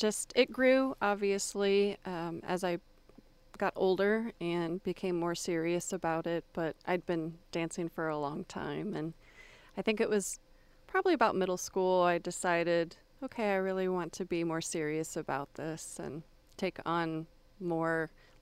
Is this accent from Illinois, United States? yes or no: no; Florida, United States; also born or lived in Texas; And so I mainly say that I grew up in Florida. I didn't come from a military family, but I did move around a lot.